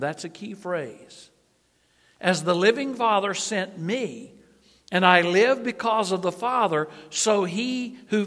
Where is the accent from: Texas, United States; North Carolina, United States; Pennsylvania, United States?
North Carolina, United States; I am from, my home state is North Carolina.